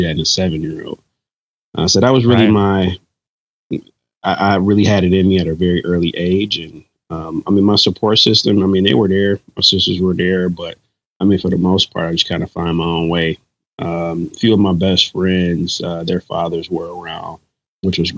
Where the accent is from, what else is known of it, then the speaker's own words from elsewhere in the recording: Detroit, Michigan, United States; I wouldn't want to be from anywhere else than the Motor City.